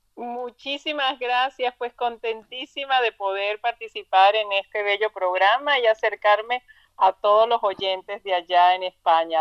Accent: Trujillo, Venezuela; moved away as an adult; now in United States; de Trujillo, Venezuela

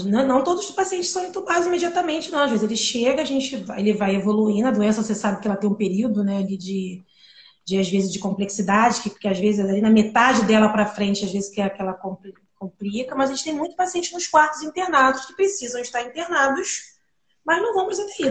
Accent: Brazil; A gente é brasileiro

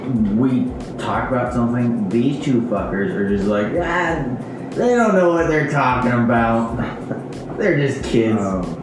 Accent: Oregon, United States; I'm from Oregon

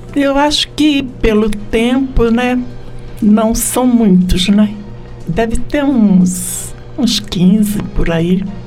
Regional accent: Rio de Janeiro, Brazil; also born or lived in Méier, Rio de Janeiro; now in São Paulo, Brazil; Eu fui criada na Água Santa

